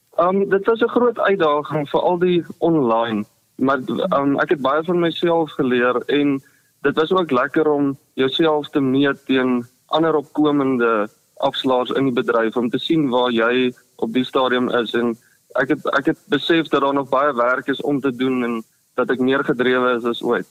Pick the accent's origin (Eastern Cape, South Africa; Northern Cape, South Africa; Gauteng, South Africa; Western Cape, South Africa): Northern Cape, South Africa; Olifantshoek; also born or lived in Potchefstroom (North-West University); Ek het groot geword in die Olifantshoek Appington omgewing op 'n plaas